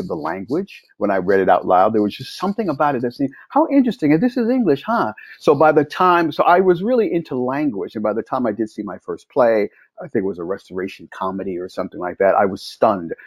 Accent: New York, United States; I'm a native New Yorker, born and raised in New York

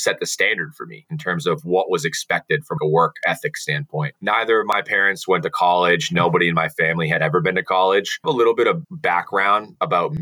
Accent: central Massachusetts, United States; I grew up in central Massachusetts

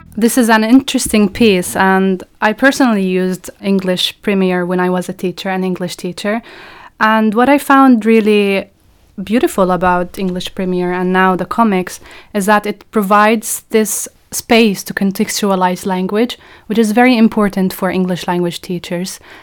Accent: Palestine; I'm a Palestinian researcher at the moment.

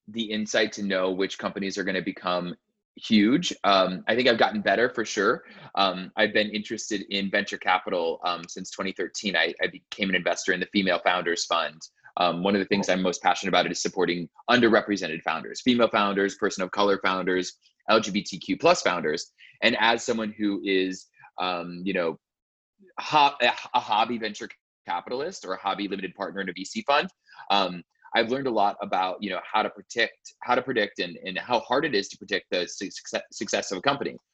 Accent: Arizona, United States; growing up in Arizona

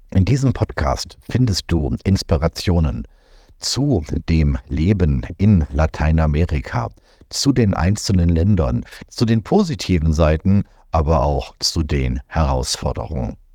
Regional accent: Germany; moved away as an adult; 2020 hat es mir gereicht. Ich bin aus Deutschland weg, wollte eigentlich nur nach Panama auswandern und dort bleiben

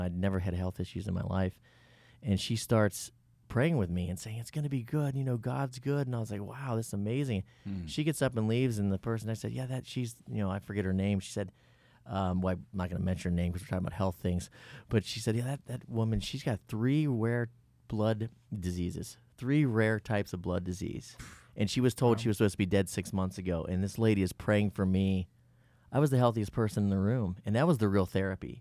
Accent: Cincinnati, Ohio, United States; I grew up in Cincinnati, Ohio.

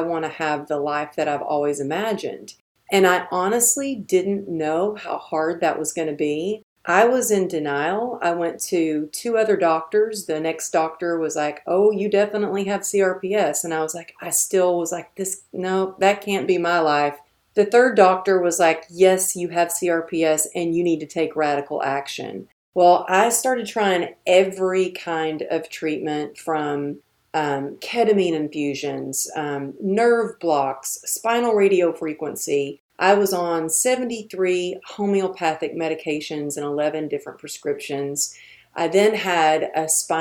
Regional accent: Texas, United States; I'm from Texas

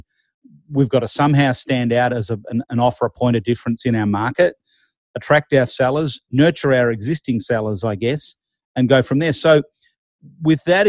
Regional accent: Australia; I'm Australian

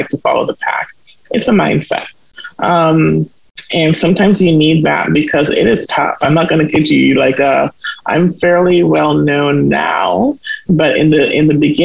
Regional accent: Jamaica; now in Canada; I come from Jamaica, where I already see a lot of people who look like me. And so it wasn't that hard for me when I came to Canada

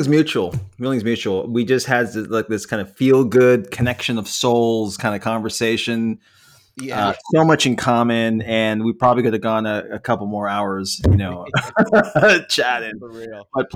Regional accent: San Francisco Bay Area, California, United States; by the way, I'm from the San Francisco Bay Area, born and raised.

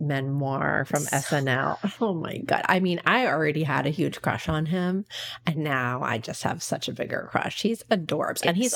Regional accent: Southern Delaware, United States; I'm from the country. I'm from Delaware, like the Kansas of the East.

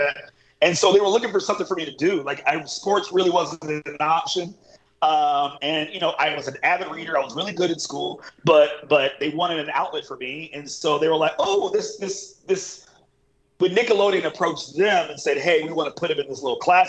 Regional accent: Orlando, Florida, United States; I grew up in Orlando

